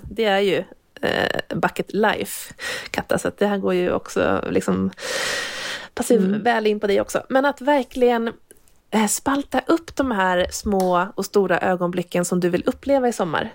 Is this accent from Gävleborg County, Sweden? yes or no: yes; Hälsingland, Gävleborg County, Sweden; jag kommer ju från Hälsingland från början